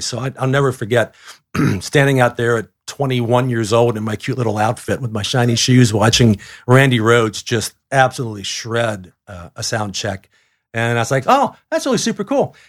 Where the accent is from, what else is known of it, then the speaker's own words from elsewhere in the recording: Cleveland, Ohio, United States; also born or lived in Colorado; now in Atlanta, United States; I literally was a fourteen-year-old growing up in Cleveland, Ohio